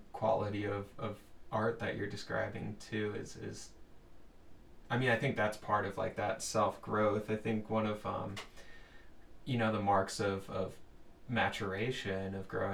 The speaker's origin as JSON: {"language": "English", "area": "Long Island", "region": "New York", "country": "United States", "moved": "as an adult", "said": "I'm from Long Island, New York originally."}